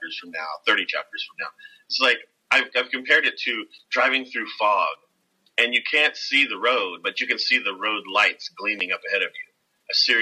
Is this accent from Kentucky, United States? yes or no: yes; Kentucky, United States; Growing up in Kentucky